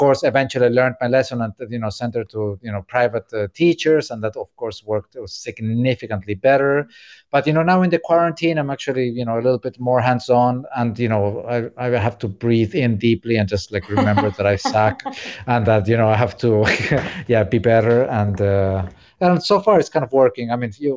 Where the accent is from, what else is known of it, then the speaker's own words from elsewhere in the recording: Córdoba, Argentina; now in New York, United States; my hometown in Argentina, Cordoba